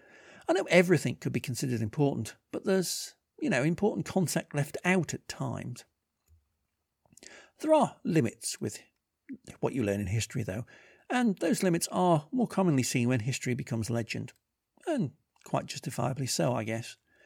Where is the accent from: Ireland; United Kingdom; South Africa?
United Kingdom; England; now in Glasgow, United Kingdom; Growing up in England